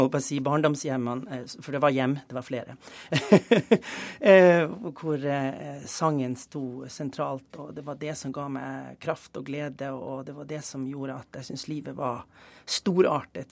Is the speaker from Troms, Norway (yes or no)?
yes; Tromsø, Troms, Norway; moved away; also born or lived in Germany; den flotte hjembyen min